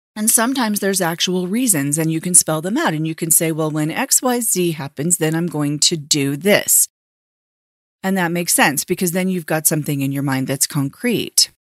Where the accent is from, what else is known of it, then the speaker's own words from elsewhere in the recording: Southern California, United States; I grew up in Southern California